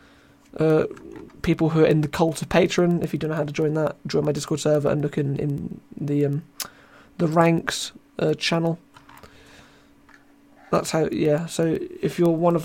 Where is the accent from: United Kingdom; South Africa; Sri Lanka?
United Kingdom; I am British